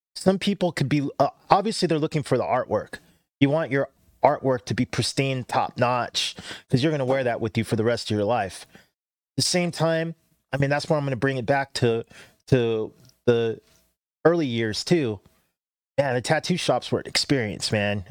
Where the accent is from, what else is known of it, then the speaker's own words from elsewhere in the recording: Cerritos, California, United States; I grew up in Cerritos, but a lot of my family was in Norwalk